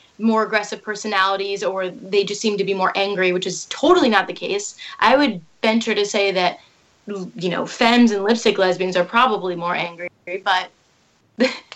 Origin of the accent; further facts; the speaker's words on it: Indiana, United States; I feel like I'm from Indiana. I feel like I'm just a pretty relatable Midwest girl